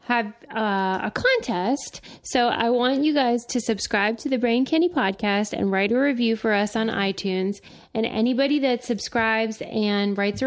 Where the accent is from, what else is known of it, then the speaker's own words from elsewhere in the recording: Pittsburgh, Pennsylvania, United States; now in Los Angeles, United States; I'm from Pittsburgh too